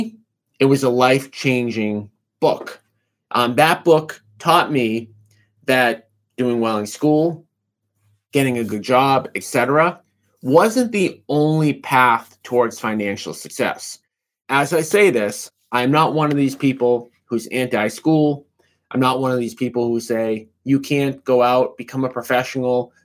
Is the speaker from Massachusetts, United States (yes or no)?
yes; Revere, Massachusetts, United States; I grew up in Revere, Massachusetts